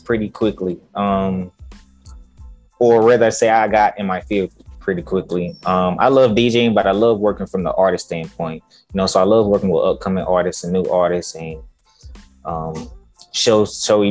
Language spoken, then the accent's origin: English; Augusta, Georgia, United States; now in Atlanta, United States; I grew up in Augusta, Georgia